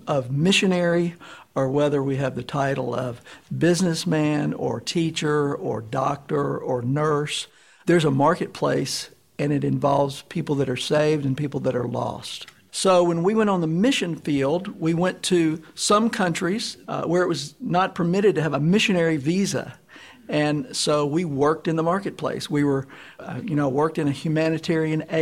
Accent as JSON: {"language": "English", "town": "Memphis", "region": "Tennessee", "country": "United States", "tie": "born or raised there", "said": "I grew up here in Memphis"}